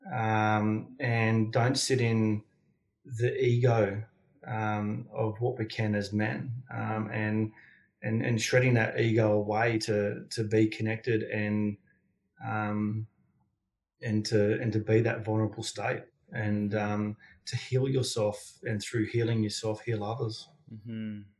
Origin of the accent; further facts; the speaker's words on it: Sydney, New South Wales, Australia; grew up on the outskirts of Sydney, uh, on the south uh, south of Sydney